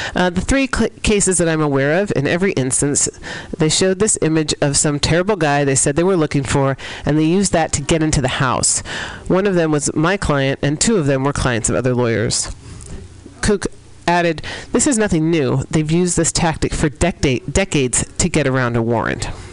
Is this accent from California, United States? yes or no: yes; San Francisco, California, United States; here in San Francisco, my hometown